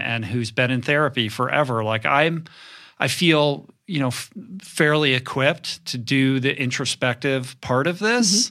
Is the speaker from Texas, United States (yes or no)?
no; Bethesda, Maryland, United States; also born or lived in Grosse Pointe, Michigan; I grew up in Bethesda